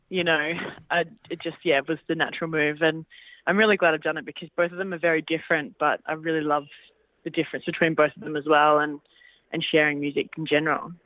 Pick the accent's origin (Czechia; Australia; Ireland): Australia; I'm an Australian